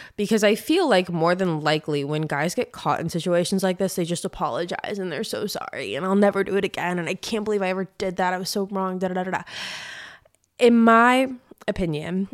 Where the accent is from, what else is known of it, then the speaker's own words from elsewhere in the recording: San Diego, California, United States; moved away as an adult; now in Nashville, United States; I'm from San Diego, and I lived there for, like, the past fifteen years before I moved to Nashville about a year and a half ago